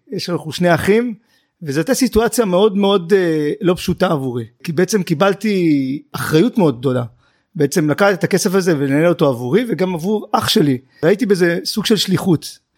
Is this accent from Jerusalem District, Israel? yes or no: no; Tel Aviv, Tel Aviv District, Israel; גדלתי אה, עם אימא שלי בדרום תל אביב